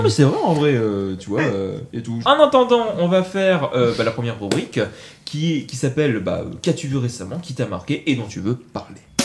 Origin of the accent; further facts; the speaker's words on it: Montauban, Occitania, France; now in Toulouse, France; Je suis Montalbanais mais je suis né à Montauban mais c'est bon maintenant je suis toulousain